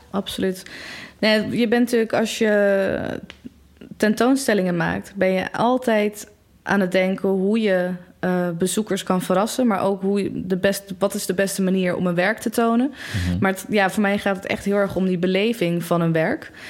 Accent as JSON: {"language": "Dutch", "town": "Delft", "region": "South Holland", "country": "Netherlands", "said": "ik kom uit Delft"}